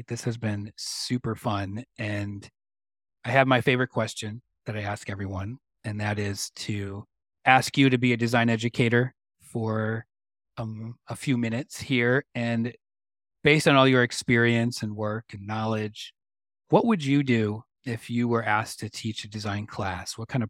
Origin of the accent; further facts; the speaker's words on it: Michigan, United States; And I grew up in Michigan, and I still love Detroit.